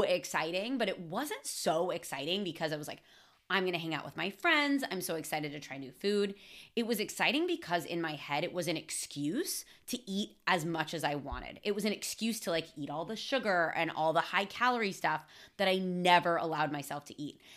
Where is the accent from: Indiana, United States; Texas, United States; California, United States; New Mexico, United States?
California, United States; I was raised in California by a bunch of fucking hippies